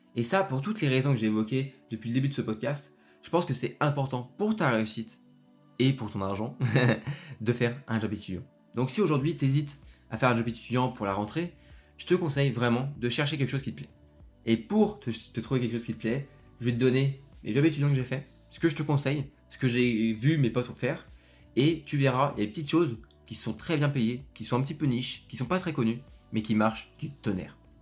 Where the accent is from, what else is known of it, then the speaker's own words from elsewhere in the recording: Lyon, Auvergne-Rhône-Alpes, France; moi je suis de Lyon.